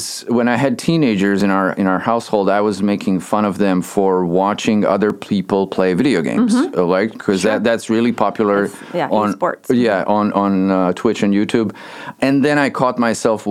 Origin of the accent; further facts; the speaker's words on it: Bosnia & Herzegovina; moved away; I grew up in Bosnia, Bosnia-Herzegovina, back in Europe.